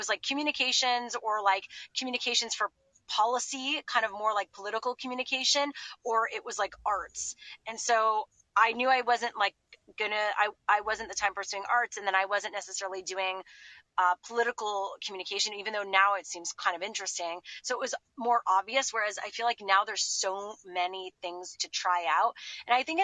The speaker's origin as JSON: {"language": "English", "town": "Montreal", "region": "Quebec", "country": "Canada", "tie": "born or raised there", "also_born_or_lived": "Boston", "moved": "as an adult", "said": "I grew up in Montreal and we had CGEP, which is like a pre-university"}